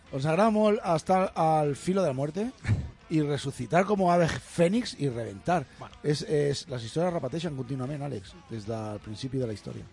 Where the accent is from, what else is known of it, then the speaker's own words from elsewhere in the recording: Granollers, Catalonia, Spain; al mercat del meu poble, de Granollers